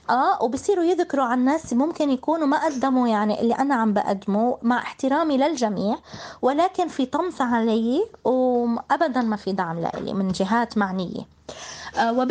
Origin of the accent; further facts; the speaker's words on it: Palestine; وأنا ابنة فلسطين